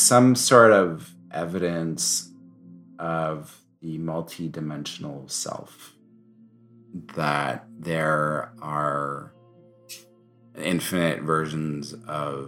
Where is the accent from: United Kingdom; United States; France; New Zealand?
France; I grew up in France